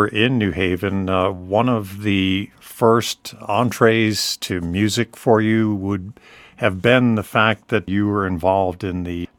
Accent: Connecticut, United States; I was born and raised in Connecticut myself and spent a lot of time there.

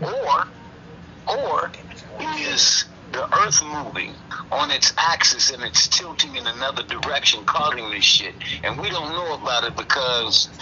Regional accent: Southern California, United States; moved away as an adult; also born or lived in Seattle area, Washington; now in Washington, United States; I'm a transplant from Southern Cal

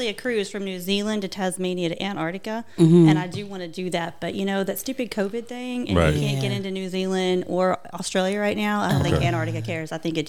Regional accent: Arkansas, United States; moved away as an adult; I'm from Arkansas

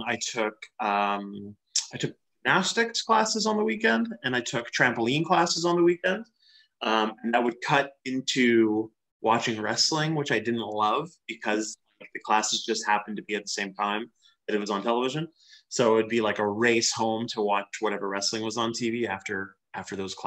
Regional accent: Western Canada, Canada; growing up in Western Canada

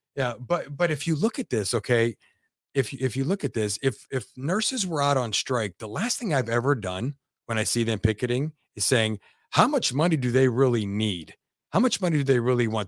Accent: Youngstown, Ohio, United States; I'm from Youngstown, Ohio

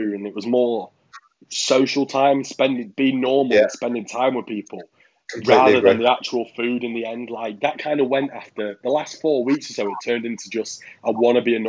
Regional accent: Birmingham, West Midlands, United Kingdom; we're both from Birmingham.

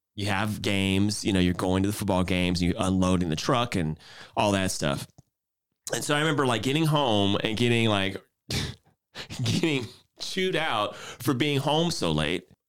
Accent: Houston, Texas, United States; moved away as an adult; now in San Francisco Bay Area, United States; I'm originally from Houston, Texas

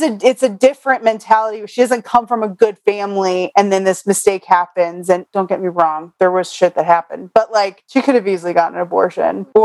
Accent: Connecticut, United States; I knew plenty of kids growing up in Connecticut

